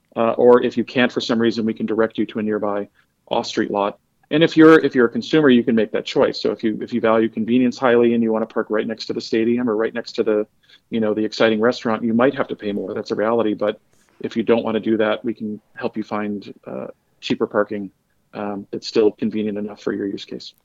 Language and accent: English; Detroit, Michigan, United States; I'm a Detroiter